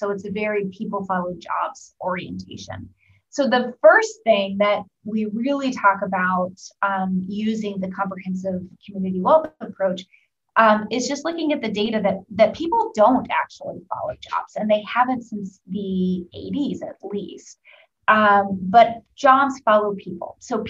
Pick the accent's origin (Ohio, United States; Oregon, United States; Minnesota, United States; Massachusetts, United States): Oregon, United States; now in Indiana, United States; So for example, I'm from Oregon, and I've lived all over the country. I moved to the Midwest. I moved to Indiana because of my job.